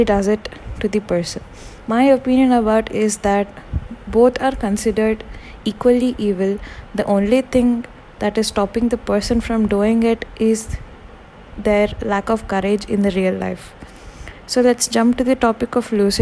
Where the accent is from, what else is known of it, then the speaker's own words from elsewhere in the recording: India; Being an Indian